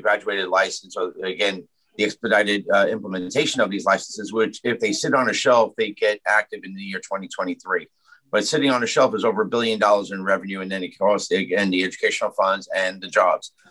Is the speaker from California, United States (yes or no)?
no; New York City, New York, United States; I did grow up in the shadows of Aqueduct. Aqueduct is in Ozone Park, my hometown.